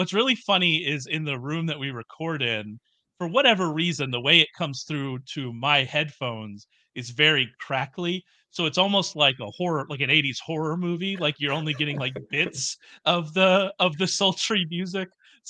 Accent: Texas, United States; accent: Southern; I am a Southerner. I am from Texas.

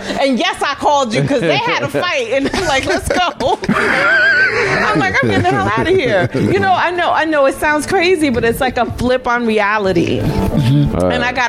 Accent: Harlem, New York, United States; I'm from Harlem. I'm not used to being around that many white people in the boonies.

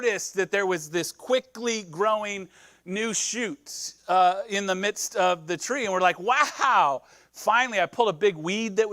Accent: Nebraska, United States; now in California, United States; I'm from Nebraska. So we grow corn in Nebraska, but I'm also a city kid from Nebraska

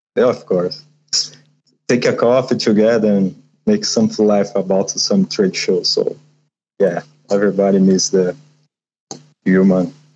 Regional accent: São Paulo, Brazil; I'm from Sao Paulo, Brazil

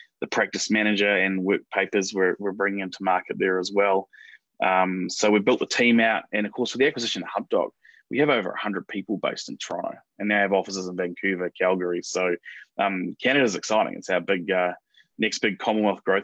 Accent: New Zealand; moved away as an adult; now in United States; for me as a Kiwi

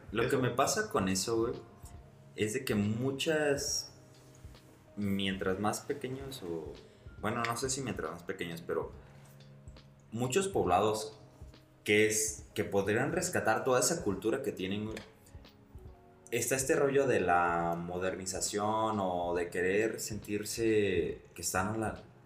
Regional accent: Tamayo, Mexico; yo soy de Tamayo

